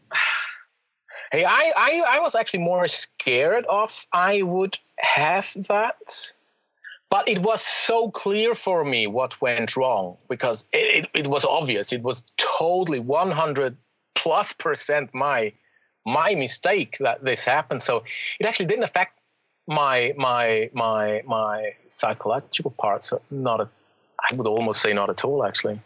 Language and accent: English; Zurich, Switzerland; moved away as an adult; I was born in Zurich in the city